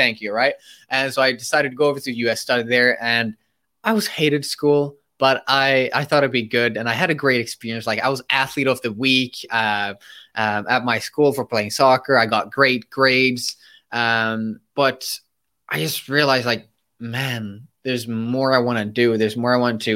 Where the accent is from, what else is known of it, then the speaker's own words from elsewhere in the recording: Sweden; also born or lived in United States; I'm from Sweden and I studied in the US, so I flew across the globe to study there, and then I had to fly back